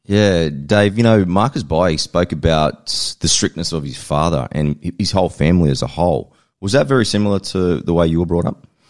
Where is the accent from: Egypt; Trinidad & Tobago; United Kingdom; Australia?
Australia; how we grew up in Australia